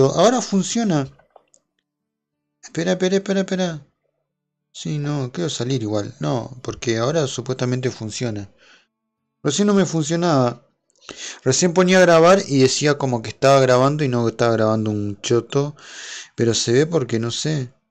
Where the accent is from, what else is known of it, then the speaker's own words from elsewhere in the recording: Argentina; aclaro que soy de Argentina eh, para el que no sepa dónde soy, soy de Argentina.